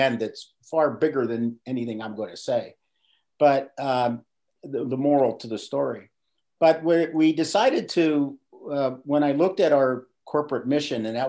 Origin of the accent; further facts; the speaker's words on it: Pittsburgh, Pennsylvania, United States; I grew up in Pittsburgh, PA. I was born and raised